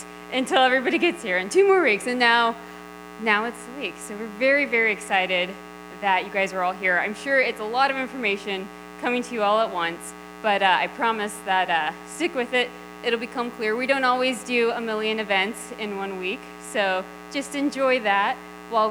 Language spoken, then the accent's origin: English; South Texas, United States; moved away as an adult; where I grew up in South Texas